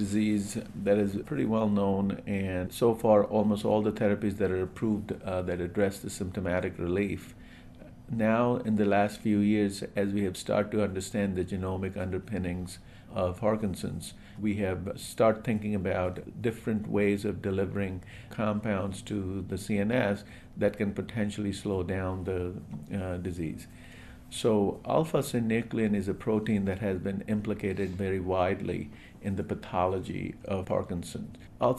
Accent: Kolkata, West Bengal, India; I grew up in India, and we lived very nearby where St. Mother Teresa lived.

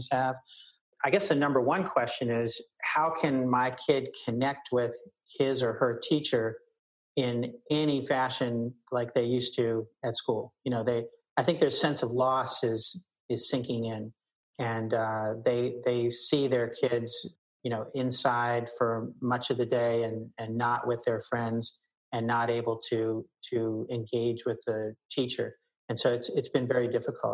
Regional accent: Baltimore, Maryland, United States; I grew up in Baltimore

